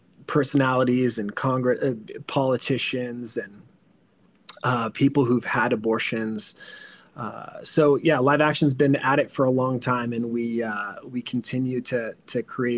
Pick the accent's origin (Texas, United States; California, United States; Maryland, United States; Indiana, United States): California, United States; So I came from California also